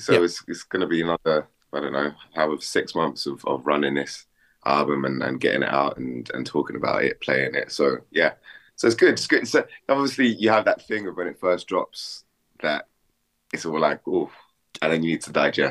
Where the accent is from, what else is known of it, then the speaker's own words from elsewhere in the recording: London, United Kingdom; I grew up in West London.